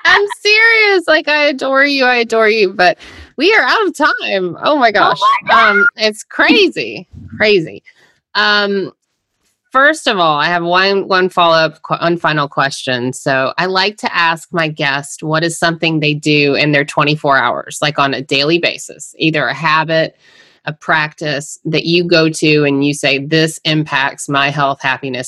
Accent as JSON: {"language": "English", "region": "Georgia", "country": "United States", "said": "I'm from Georgia."}